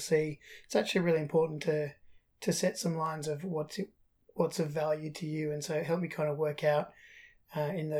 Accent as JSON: {"language": "English", "country": "Australia", "tie": "born or raised there", "also_born_or_lived": "England"}